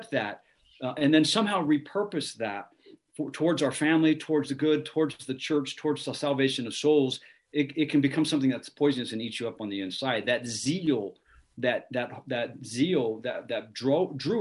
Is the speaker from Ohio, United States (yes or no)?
yes; Ohio, United States; moved away; I'm from Ohio